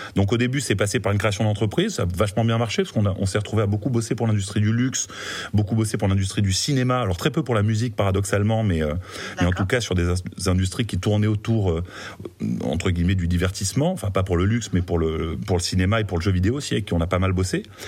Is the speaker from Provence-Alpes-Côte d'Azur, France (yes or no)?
yes; Marseille, Provence-Alpes-Côte d'Azur, France; moved away; also born or lived in Paris; je suis marseillais d'origine